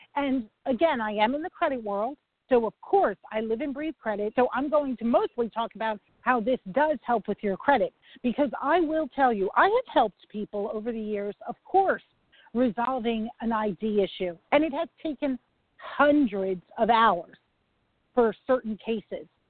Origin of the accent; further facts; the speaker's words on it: New York, United States; I'm a New Yorker